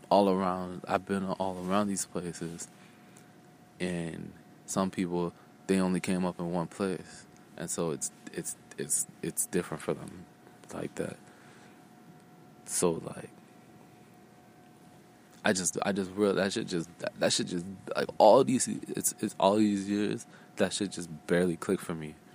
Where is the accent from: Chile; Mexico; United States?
United States; Phoenix, Arizona; I just moved a lot growing up. Um, and I grew up, I grew up out here in Phoenix, Arizona like since I, since like my adolescence and shit.